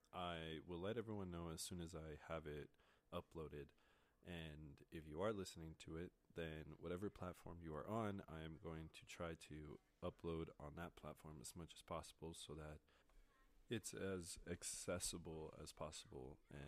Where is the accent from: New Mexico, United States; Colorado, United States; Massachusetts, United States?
Colorado, United States; I am born and raised in Colorado. I've lived here my whole life. I love this state. It's been great to me. It's home. I'm currently studying psychology at the University of Northern Colorado.